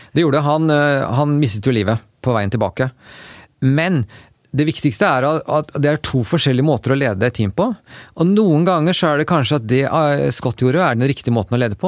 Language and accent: Norwegian; Oslo, Norway; moved away as an adult; now in United States; Jeg vokste jo opp eh, her i Oslo